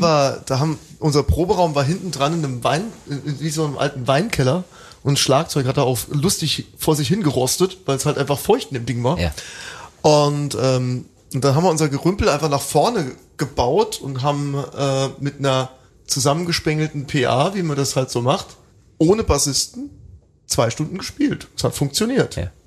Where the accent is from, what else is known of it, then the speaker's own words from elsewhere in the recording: Welchweiler, Rhineland-Palatinate, Germany; moved away; in meinem Heimatdorf in Welschweiler